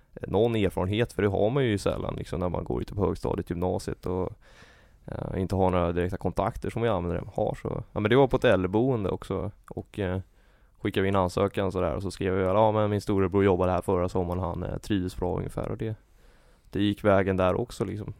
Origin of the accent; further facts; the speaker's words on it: Täby, Stockholm County, Sweden; jag är från eh, Täby